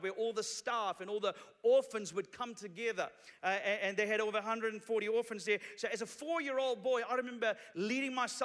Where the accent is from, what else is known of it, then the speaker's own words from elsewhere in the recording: Sri Lanka; now in New Zealand; I'm originally from Sri Lanka. 20 years ago, my family and I came to New Zealand as refugees from Sri Lanka.